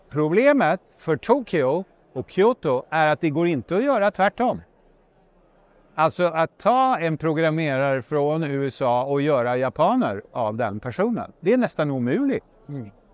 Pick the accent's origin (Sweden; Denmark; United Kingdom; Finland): Finland; jag är från Finland